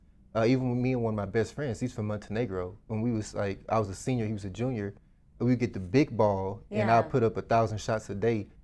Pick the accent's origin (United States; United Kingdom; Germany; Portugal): United States; Dallas, Texas; I grew up in Dallas, but I grew up in a part of town where my godmother, she didn't want me out there.